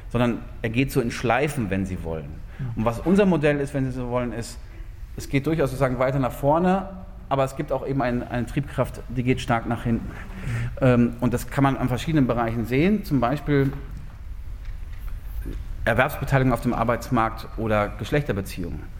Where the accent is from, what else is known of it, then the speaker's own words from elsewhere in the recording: North Rhine-Westphalia, Germany; Ich weiß, ich meine, Sie wohnen jetzt hier alle im schönen äh, Freiburg. Ähm, ich komme aus dem, aus dem Ruhrgebiet.